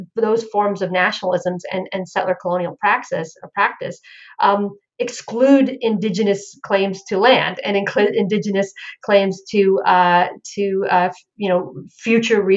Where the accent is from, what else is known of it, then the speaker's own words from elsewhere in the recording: Florida, United States; now in Charlotte, United States; growing up in Florida